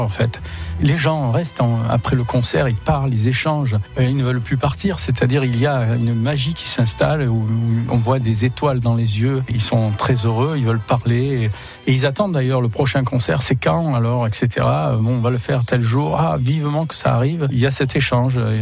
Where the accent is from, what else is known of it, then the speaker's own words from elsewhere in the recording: Sorgues, Provence-Alpes-Côte d'Azur, France; Je suis né à Sors